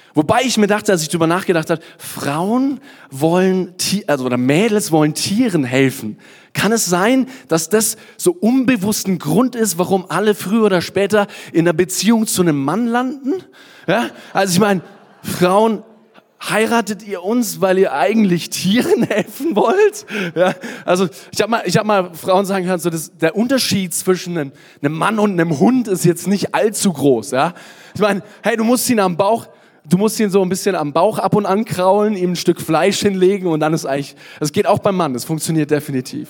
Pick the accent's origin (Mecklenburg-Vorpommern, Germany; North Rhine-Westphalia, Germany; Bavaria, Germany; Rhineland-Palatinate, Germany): Bavaria, Germany; Kottensdorf; also born or lived in Nuremberg; Also eigentlich komme ich aus Kottensdorf, ein kleines Dorf. Aber ich sage, ich komme aus Nürnberg